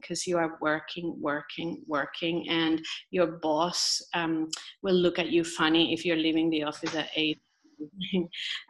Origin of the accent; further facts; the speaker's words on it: Colombia; moved away as an adult; now in Australia; growing up in Colombia